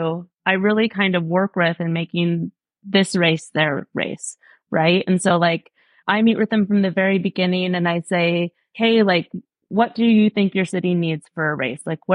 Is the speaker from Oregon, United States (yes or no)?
yes; Portland, Oregon, United States; moved away; I grew up in Portland, Oregon. I've thrown a number of races in my hometown just because I love Portland.